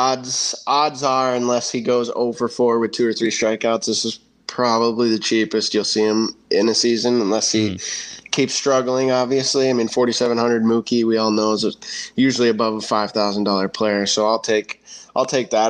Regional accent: Minnesota, United States; I'm from Minnesota

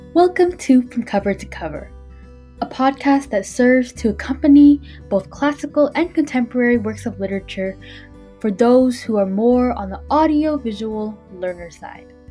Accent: United States; I'm an American, I mean, I'm a Vietnamese American

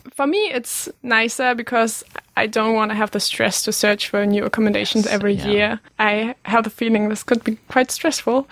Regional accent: western Germany, near Düsseldorf and Duisburg, North Rhine-Westphalia, Germany; English is a second language; moved away as an adult; also born or lived in Bremen, Germany; now in Aberdeen, United Kingdom; I'm originally from the western part, close to Düsseldorf and Duisburg

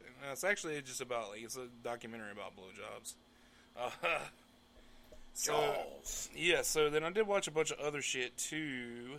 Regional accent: United States; I'm an American

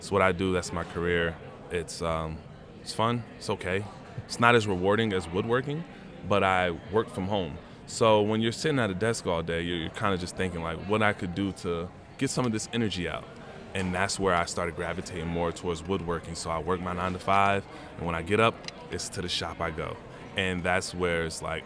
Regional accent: New Jersey, United States; moved away as an adult; also born or lived in Maryland; now in Dallas, United States; I'm from New Jersey

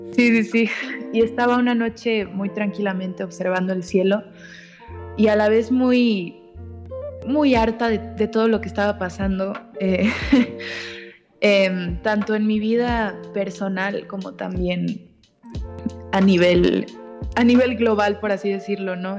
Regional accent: Mexico; also born or lived in Argentina / Mexico City / Cuernavaca; a los seis años me vine a México. Tengo 25 años

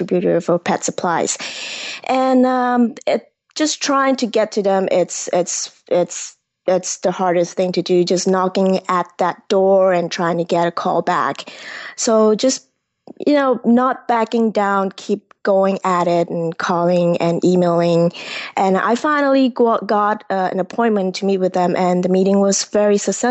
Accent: Kuala Lumpur, Federal Territory of Kuala Lumpur, Malaysia; moved away as an adult; also born or lived in Corona, California, United States; now in United States; I grew up in Malaysia at the heart of big city Kuala Lumpur, where the big twin tower is. And I came to United States at 18 to study aerospace engineering

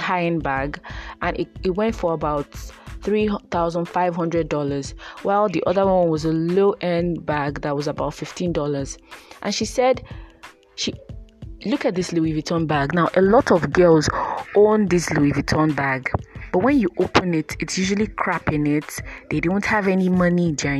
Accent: Nigeria; growing up in Nigeria and as a Nigerian girl growing up

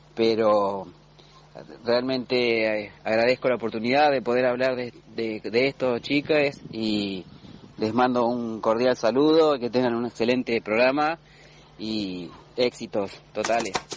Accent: Pasteur, Buenos Aires, Argentina; now in Necochea, Argentina; vivo en la ciudad de Necochea, eh, nací en Lincoln, eh, provincia de Buenos Aires, precisamente en Pasteur

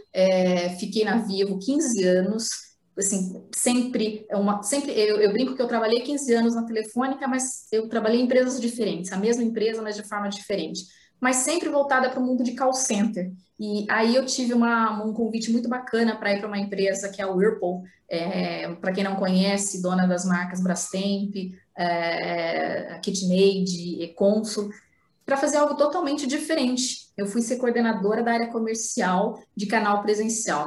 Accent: Paraná, Brazil; also born or lived in Ibiporã / Londrina; eu morava numa cidade chamada Ibiporã, porque eu sou do Paraná

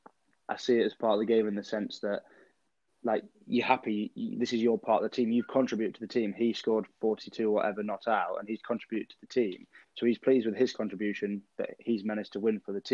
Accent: England, United Kingdom; we are British people and English people

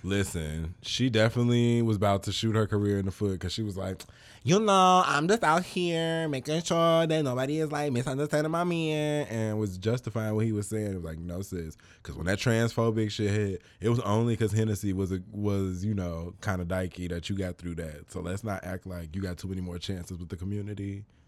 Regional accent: Chicago, Illinois, United States; I'm from Chicago

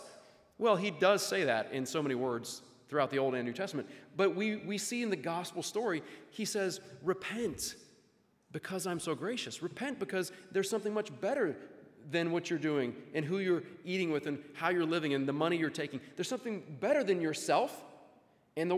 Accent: Louisiana, United States; I grew up in Louisiana, went to school there

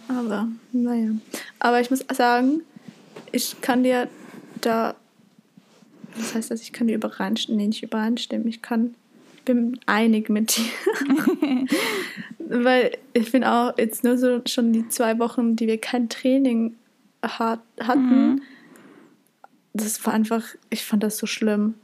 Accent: Zurich, Switzerland; bei uns in Zürich

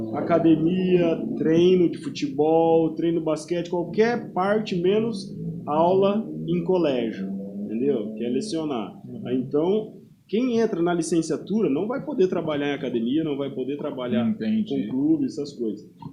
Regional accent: Uraí, Paraná, Brazil; moved away as an adult; now in Londrina, Brazil; Eu sou de Uraí

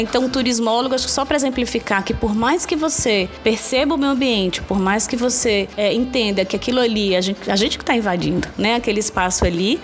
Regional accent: Natal, Rio Grande do Norte, Brazil; eu sou de Natal, e as pessoas vinham visitar a minha cidade

